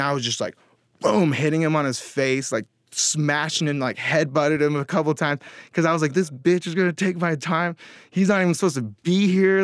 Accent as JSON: {"language": "English", "town": "Mill Creek", "region": "Washington", "country": "United States", "tie": "born or raised there", "said": "I grew up in Washington State."}